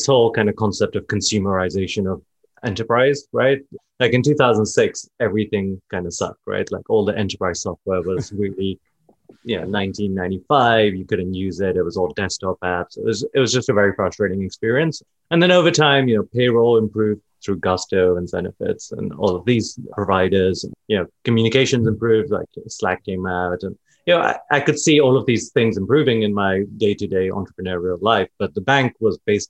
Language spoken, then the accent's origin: English; London, United Kingdom; moved away as an adult; now in San Francisco, United States; I grew up in London. Then I moved to San Francisco